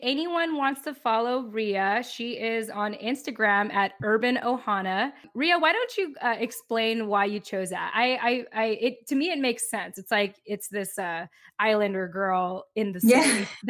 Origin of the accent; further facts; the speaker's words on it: United States; maybe I haven't really addressed who I am as a Filipino American woman